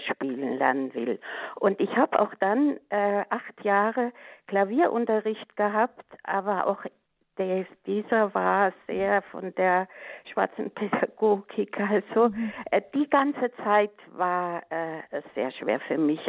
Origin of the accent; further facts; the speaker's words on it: Westerwald, Germany; now in Middle Franconia, Germany; bin ich mit acht Jahren ja in den Kinderchor gegangen, der da bei uns im Westerwald äh, gegründet wurde